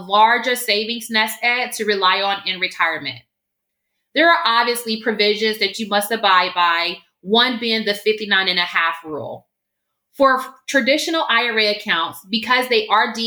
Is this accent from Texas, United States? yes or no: no; Augusta, Georgia, United States; moved away as an adult; now in California, United States; I was born and raised in Augusta, Georgia